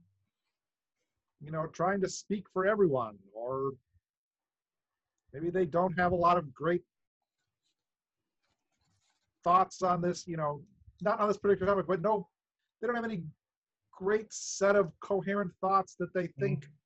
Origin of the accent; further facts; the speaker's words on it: Wisconsin, United States; now in Santa Clara, United States; I grew up in Wisconsin